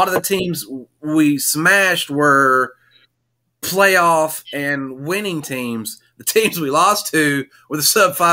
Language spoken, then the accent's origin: English; Tennessee, United States; now in Arizona, United States; I'm from Tennessee